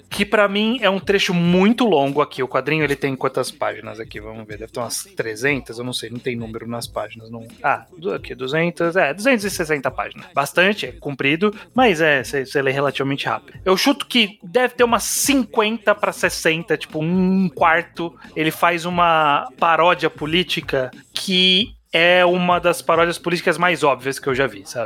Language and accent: Portuguese; São Paulo, Brazil; Eu que sou paulista, não moro na, na capital, frequento ela, mas moro numa cidade é, de interior.